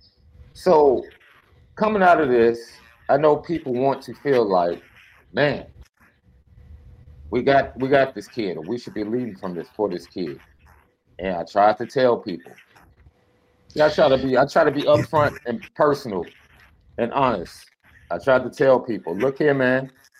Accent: Midwest, United States; Growing up in the Midwest like we did

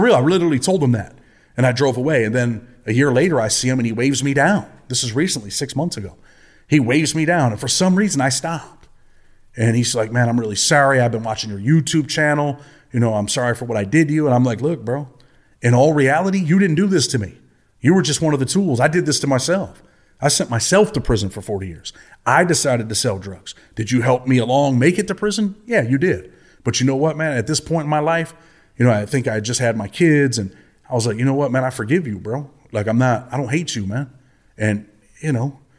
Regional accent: Rochester, New York, United States; I'm from Rochester, New York. My childhood was, uh, pretty much a single mother on welfare

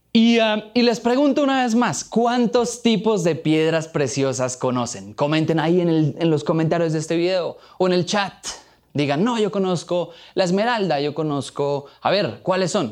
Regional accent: Boyacá, Colombia; Soy boyacense de pura raza, amo a mi tierra como a mi mamá, siempre encima llevo una ruana

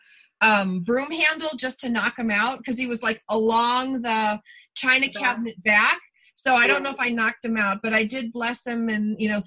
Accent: East Coast, United States; moved away; growing up on the East Coast, up near the Canadian border, very moist, very lakey

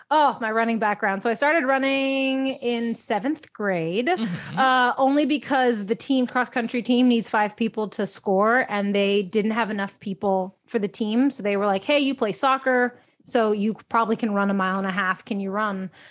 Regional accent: Texas, United States; moved away as an adult; also born or lived in Baltimore, Maryland; now in Portland, United States; I'm originally from Texas

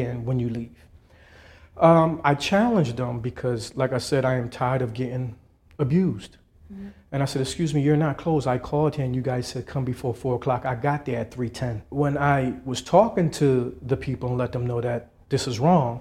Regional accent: Trinidad & Tobago; now in United States; I'm from Trinidad.

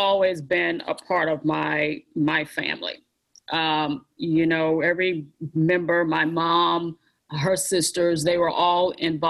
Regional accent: Texas, United States; moved away as an adult; I started out at a junior college in Texas. I'm originally from Texas

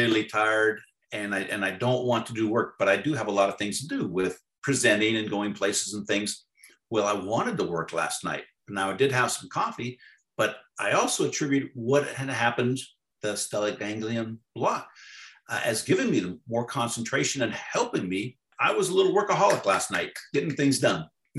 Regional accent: Novato, California, United States; I work at the local schools in Novato, in my hometown

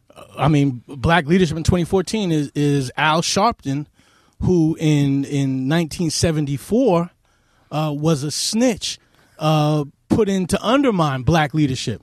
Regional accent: New York City, New York, United States; I grew up in Queens also

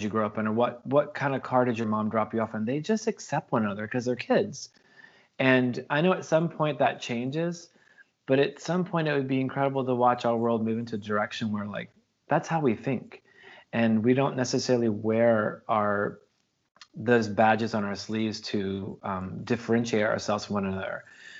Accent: the South, United States; I mean, as a kid growing up in the American South, like we never spoke about politics and religion with people that we didn't know

